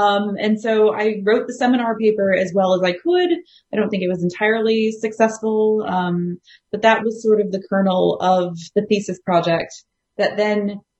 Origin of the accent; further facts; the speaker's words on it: United States; moved away as an adult; also born or lived in Ireland; now in Australia; No, I'm actually a fairly recent transplant to Australia. So as the accent probably betrays, I am American.